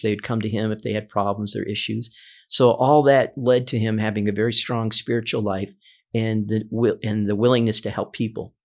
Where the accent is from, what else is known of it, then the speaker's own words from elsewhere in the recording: Omaha, Nebraska, United States; I've been a native of Omaha my entire life. I grew up here.